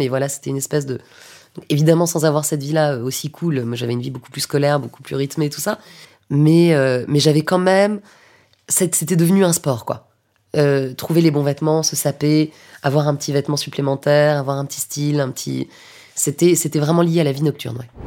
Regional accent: Paris, Île-de-France, France; also born or lived in Lyon; moi je suis parisienne, mais j'ai étudié à Lyon à un moment

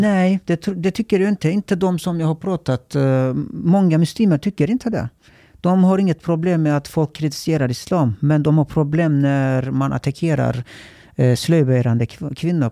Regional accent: Turkey; Swedish is a second language; now in Sweden; jag är uppvuxen i Turkiet

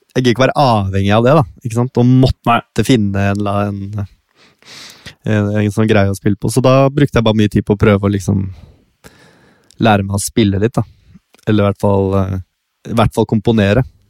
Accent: Bærum, Akershus, Norway; Nå er jeg jo liksom fra Det å være fra Bærum

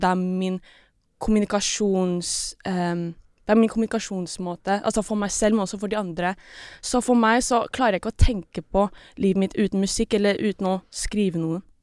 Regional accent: Norway; Norwegian is a second language; also born or lived in Philippines; jeg ble født her i Norge, og så jeg flytta tilbake til Filippinene, jeg var sånn rundt tre-fire år, og så flyttet vi igjen tilbake til Norge, det var åtte

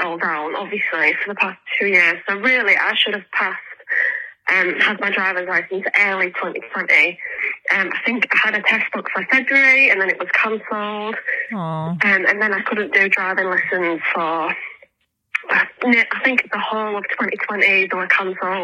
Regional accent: England, United Kingdom; I'm from England

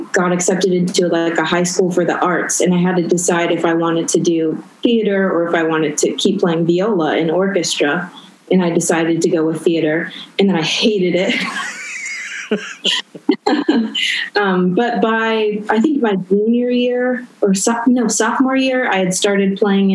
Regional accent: Orange County, California, United States; moved away as an adult; also born or lived in Whittier, California / New York; now in Vancouver, Canada; I was born in Whittier, but I grew up in Orange County

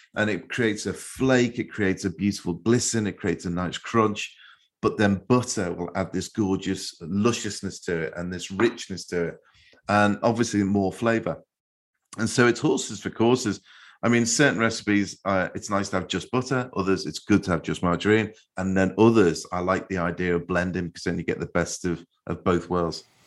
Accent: Liverpool, North West England, United Kingdom; the way I grew up in Liverpool, in our chip shops

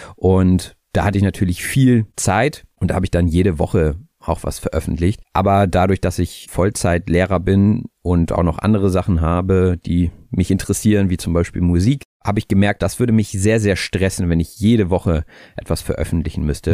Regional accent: Hamburg, Germany; ich komme aus Hamburg, ich bin auch 30 Jahre alt

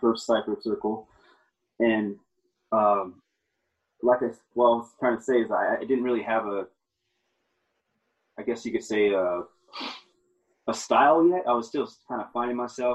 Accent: Yuma, Arizona, United States; I grew up in Yuma, Arizona, in the United States

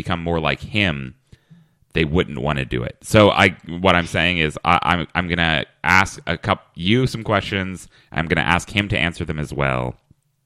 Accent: Lexington, Kentucky, United States; moved away as an adult; now in New York, United States; My hometown is Lexington, Kentucky

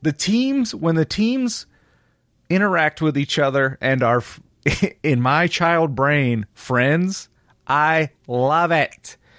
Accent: Philadelphia, Pennsylvania, United States; I'm going to boo it because I'm from Philadelphia and I'm a tough guy fan.

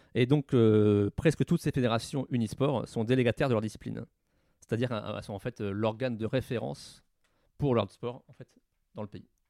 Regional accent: Normandy, France; chez moi en Normandie

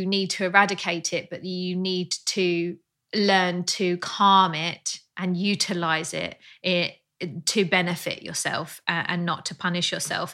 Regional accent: Australia; accent: Australian

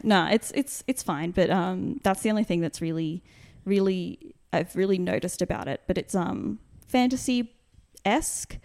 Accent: Brisbane, Queensland, Australia; my seventh birthday, the first birthday I had, I had in, uh, Brisbane

